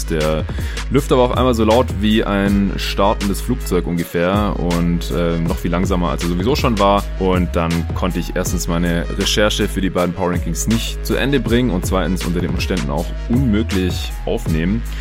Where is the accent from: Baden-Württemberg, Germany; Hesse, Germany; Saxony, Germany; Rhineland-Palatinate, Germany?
Baden-Württemberg, Germany; Stuttgart; now in Berlin, Germany; weder im Raum Stuttgart, wo ich noch bis Sonntag war, zu Hause in meiner alten Heimat, noch jetzt hier in Berlin, wo ich seit gestern Montag wieder bin.